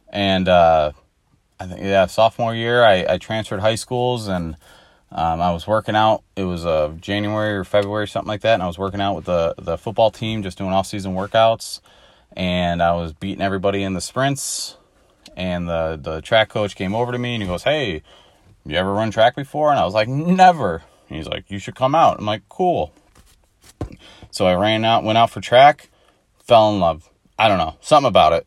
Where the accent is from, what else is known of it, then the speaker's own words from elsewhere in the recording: Illinois, United States; I'm born and raised in Illinois. Haven't gone anywhere else